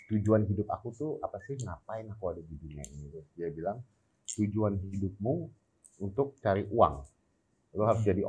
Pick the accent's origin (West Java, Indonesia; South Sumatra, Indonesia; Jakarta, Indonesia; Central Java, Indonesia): Jakarta, Indonesia; also born or lived in England; aku lahir di Inggris. Lahir di Inggris saja. Cuman aku besar di Jakarta.